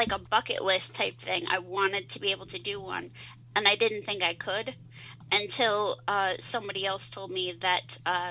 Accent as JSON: {"language": "English", "town": "Columbia", "region": "Missouri", "country": "United States", "tie": "born or raised there", "accent": "twang", "said": "I was born in Columbia, Missouri, but my family is from southern Missouri"}